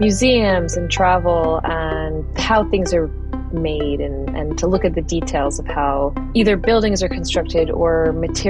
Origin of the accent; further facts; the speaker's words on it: Philadelphia, Pennsylvania, United States; I grew up in Philadelphia. I'm a first-generation American